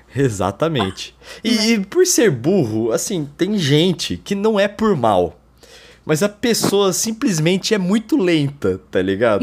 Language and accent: Portuguese; Brazil; eu sou brasileiro